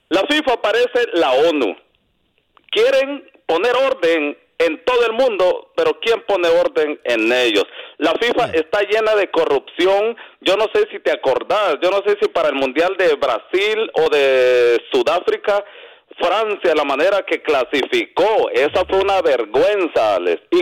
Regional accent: El Salvador; A mí me dio tristeza como guanaco que soy.

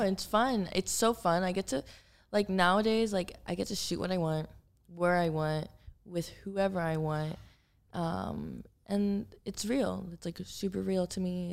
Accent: Miami, Florida, United States; moved away as an adult; also born or lived in Los Angeles; now in Miami, United States; I grew up in Miami. Like, I'm from Miami. My family's there.

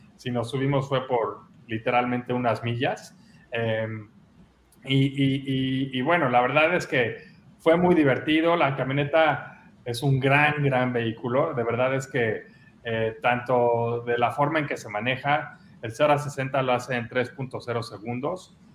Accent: Mexico; como buen mexicano

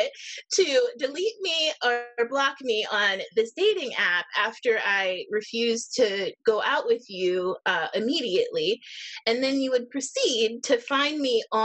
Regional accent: Erie, Pennsylvania, United States; here in my hometown of Erie, Pennsylvania

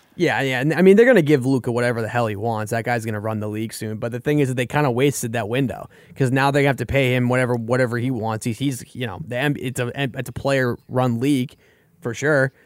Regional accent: Boston, Massachusetts, United States; I'm from Boston

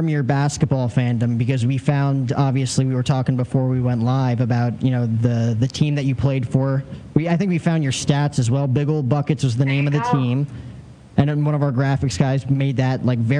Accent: New Jersey, United States; growing up in New okay. Jersey

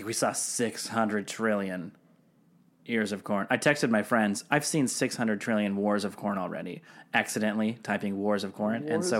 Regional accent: Seattle, Washington, United States; moved away; I grew up in Seattle adjacent, basically. But yeah, basically in Seattle, which I don't know if it's a, would you call it a major city? It's a big old city.

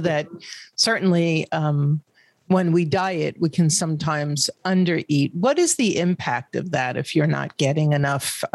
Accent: New York, United States; I'm from New York

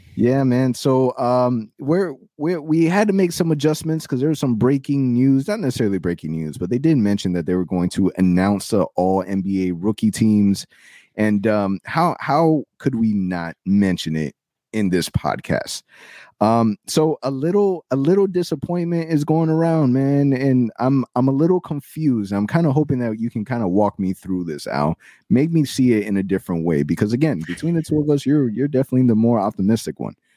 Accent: Orlando, Florida, United States; I was born and raised in Orlando

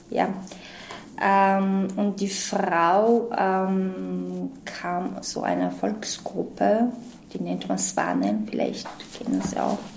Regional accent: Georgia; born or raised there; German is a second language; moved away as an adult; also born or lived in Austria

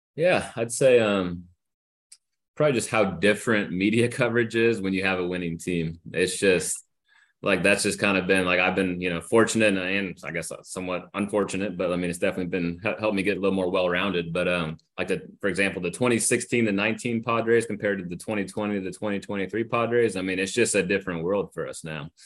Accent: Northern California, United States; I grew up in Northern California, but my parents are from San Diego

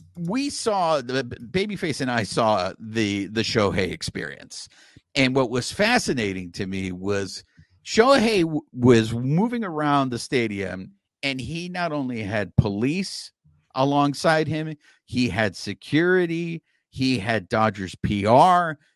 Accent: Los Angeles, California, United States; We're from Los Angeles here, man. I mean, we got a lot of us over here on the east side

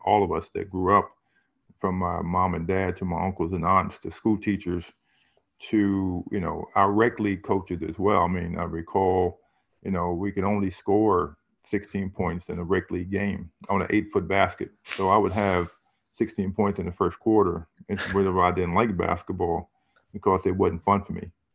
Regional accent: Harrisonburg, Virginia, United States; growing up in Harrisonburg, it was a small city

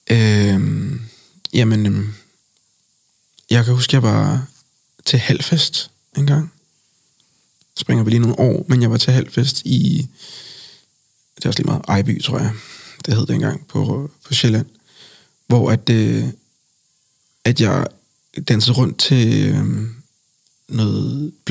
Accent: Colombia; For jeg har sagt, øh, Colombia er mit land. Og jeg mm. mener selvfølgelig, at jeg kommer fra Colombia.

